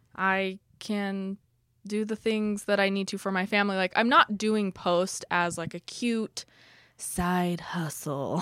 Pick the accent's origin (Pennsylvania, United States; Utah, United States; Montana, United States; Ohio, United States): Utah, United States; Pleasant Grove; also born or lived in Orem; now in Lehi, United States; I'm from here, Pleasant Grove